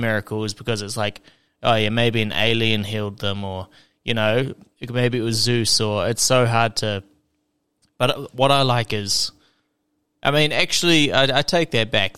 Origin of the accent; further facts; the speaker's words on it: South Island, New Zealand; I'm from the the southern the South Island in New Zealand